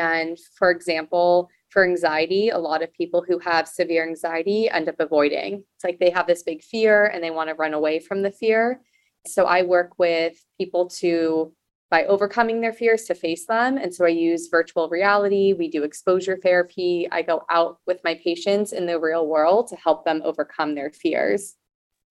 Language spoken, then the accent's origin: English; Los Angeles, California, United States; born and raised in Los Angeles. I'm technically a Valley girl